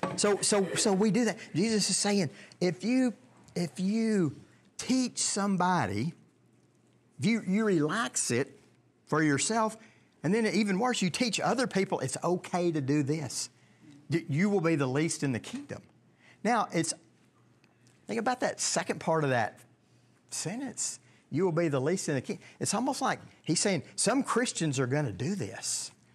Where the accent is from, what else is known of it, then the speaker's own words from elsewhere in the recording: Longview, Texas, United States; I was born in Longview, Texas